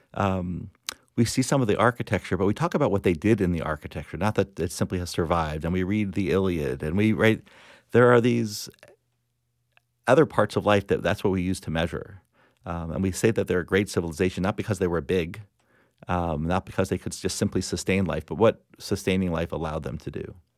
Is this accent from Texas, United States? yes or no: no; Plantation, Florida, United States; I grew up in South Florida